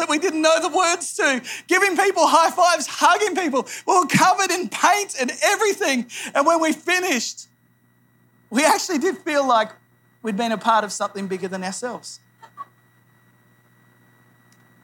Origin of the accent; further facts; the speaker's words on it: New South Wales, Australia; moved away as an adult; also born or lived in Phnom Penh, Cambodia; I grew up in New South Wales, about 5 hours north of Sydney.